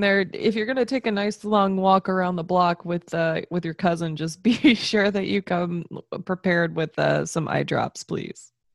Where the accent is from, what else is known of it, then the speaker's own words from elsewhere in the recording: Florida, United States; all of my family's from the north, like, yeah, I grew up in Florida, but, like, we're all transplants anyways